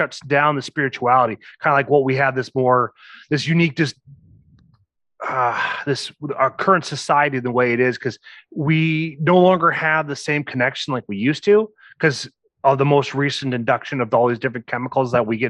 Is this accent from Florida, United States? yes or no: no; Osage, Iowa, United States; I am from Osage, Iowa